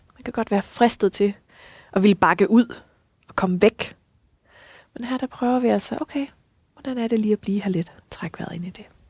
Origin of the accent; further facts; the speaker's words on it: West Jutland, Central Denmark Region, Denmark; nu jeg er altså selv vestjyde